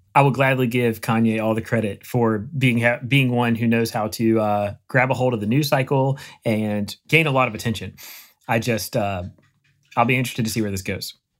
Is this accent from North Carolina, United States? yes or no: yes; Eastern North Carolina, United States; moved away; I grew up in Eastern North Carolina in A C C country